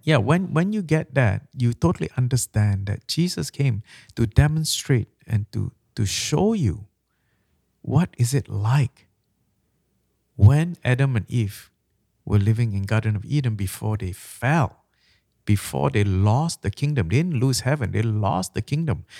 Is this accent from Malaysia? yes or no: yes; Malaysia; now in Canada; I'm from Malaysia.